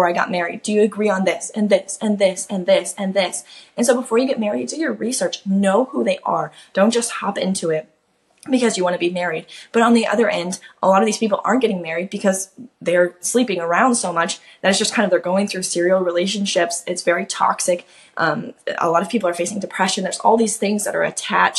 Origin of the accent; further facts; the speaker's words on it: Kansas, United States; now in Florida, United States; I'm a Kansas native, so that's actually super close to home. I'm from Kansas, I live in Florida now